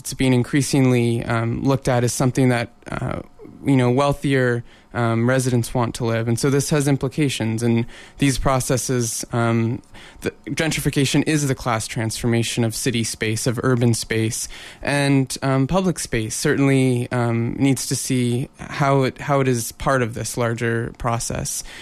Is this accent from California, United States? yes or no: no; Portland, Oregon, United States; now in Vancouver, Canada; I grew up in Portland, Oregon, and we have um, Pioneer Courthouse Square